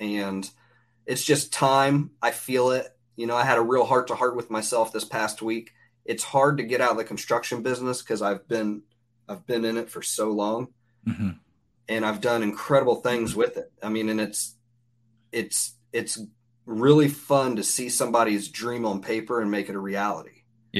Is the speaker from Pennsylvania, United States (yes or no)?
no; Cincinnati, Ohio, United States; also born or lived in Seattle; I'm originally from Cincinnati, Ohio. And I lived in Seattle for 8 years while I was in the Army.